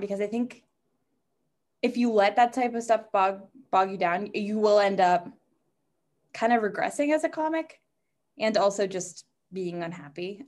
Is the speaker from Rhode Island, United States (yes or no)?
no; New Hampshire, United States; moved away as an adult; now in Boston, United States; I'm from New Hampshire, but I have been in Boston since I was eighteen when I went to college there.